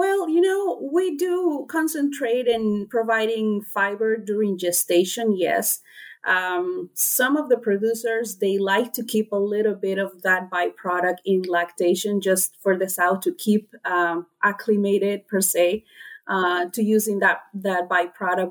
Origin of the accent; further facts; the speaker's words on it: Honduras; moved away as an adult; also born or lived in North Carolina, United States; I am originally from Honduras